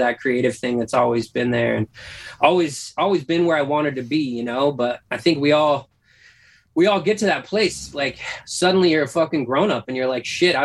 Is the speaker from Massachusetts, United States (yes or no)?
no; North Idaho, United States; moved away; also born or lived in Washington; I grew up in North Idaho